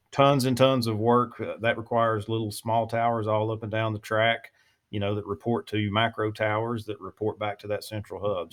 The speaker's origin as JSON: {"language": "English", "region": "Louisiana", "country": "United States", "tie": "born or raised there", "moved": "yes", "lives_now": "East Texas, United States", "said": "I'm born and raised in Louisiana and live in East Texas now"}